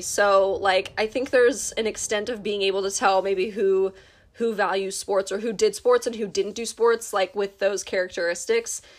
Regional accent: United States; As an American

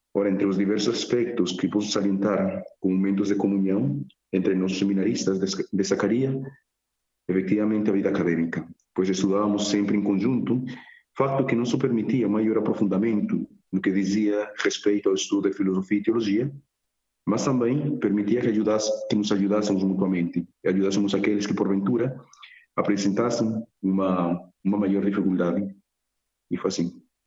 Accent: Medellín, Antioquia, Colombia; Portuguese is a second language; moved away as an adult; now in Évora, Portugal; nasci em Medellín, Colômbia

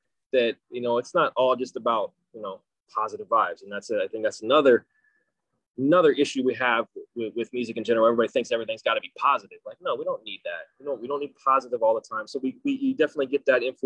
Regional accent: Kansas, United States; moved away as an adult; now in San Diego, United States; I grew up in Kansas. a little hick town in Kansas, no less.

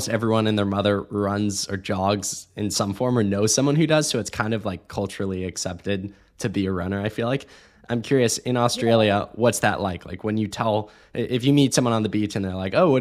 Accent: Ohio, United States; also born or lived in Texas; I'm from Ohio

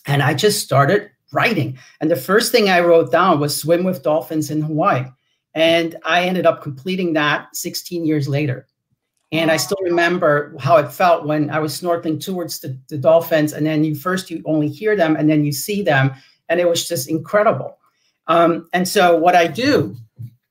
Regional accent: Switzerland; moved away as an adult; also born or lived in Los Angeles; now in United States; that little village I grew up in Switzerland

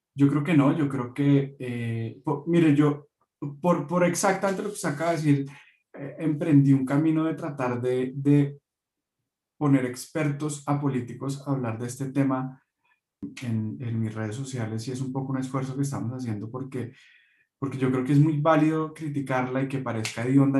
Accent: Bogotá, Colombia; un bogotano de 31 años

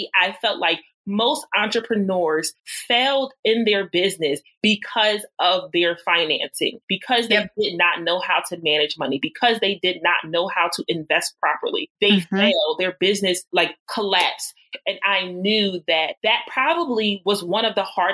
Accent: Philadelphia, Pennsylvania, United States; going back to my hometown, Philadelphia, and got a job in healthcare

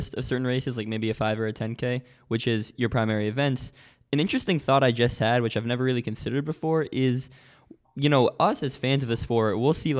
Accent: United States; Because I grew up right around that area. I'm from the New York City area. I'm not from New York City.

